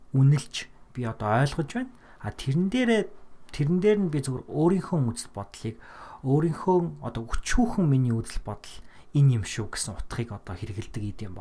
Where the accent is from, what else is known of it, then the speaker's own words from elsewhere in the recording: Mongolia; also born or lived in Minnesota, United States; now in United States; Монголдоо одоо буцаж очих зорилготой